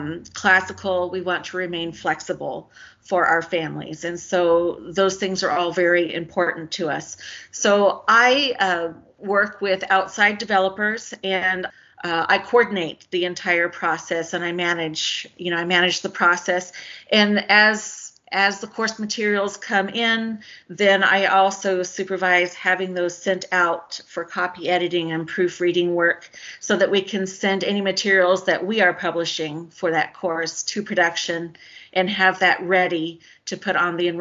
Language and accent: English; Garland, Texas, United States; also born or lived in Missouri; I am from Dallas. I grew up an Air Force brat, lots of different places. I was born in Missouri. But when my dad retired after 20 years, we moved to Garland, which is one of the larger suburbs in northern Dallas County.